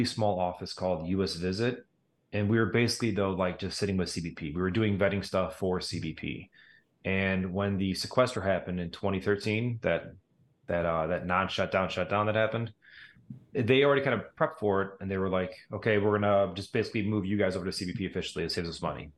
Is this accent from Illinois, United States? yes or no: yes; Crete, Illinois, United States; also born or lived in Hazel Crest, Illinois / Joliet, Illinois; So I was born in Hazelcrest, grew up in a little small town called Crete, Illinois